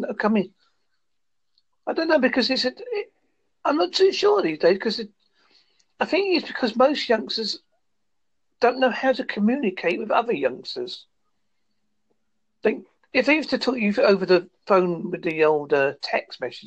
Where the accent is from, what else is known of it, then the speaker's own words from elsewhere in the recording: Essex / Devon, England, United Kingdom; accent: Essex cum Devon; Got an Essex cum Devon accent